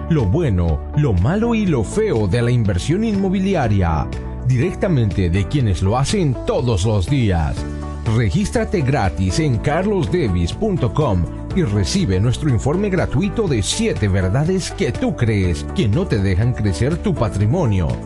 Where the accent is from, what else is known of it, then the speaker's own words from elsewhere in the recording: South Korea; now in Bogotá, Colombia; soy de Corea, pero vivo en Bogotá, Colombia. Tengo 45 años